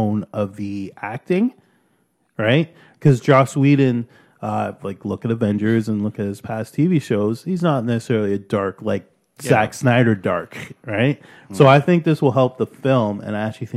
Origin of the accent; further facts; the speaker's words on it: Canada; we're truly Canadian